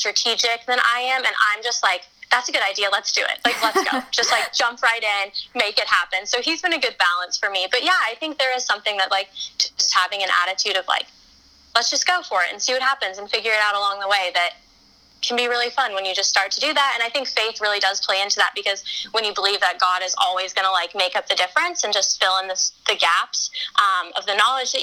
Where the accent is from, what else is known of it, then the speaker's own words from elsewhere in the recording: Colorado, United States; I'm from Colorado